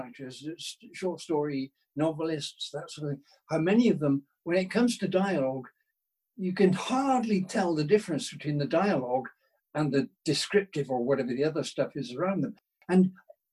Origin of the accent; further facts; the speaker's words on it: United Kingdom; now in Scotland, United Kingdom; I'm British